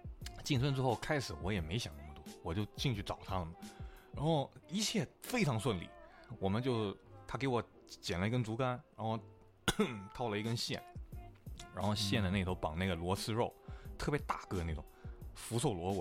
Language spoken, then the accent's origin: Chinese; Guilin, Guangxi, China; 我们是桂林是没有没有粤语的，就是说桂林话跟普通话。